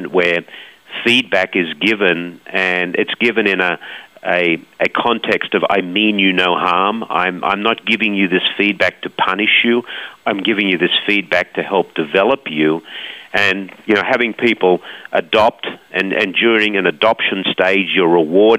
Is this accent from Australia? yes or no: yes; Australia; Us Aussies just always hard-nosed. I think we know what a good life is in Australia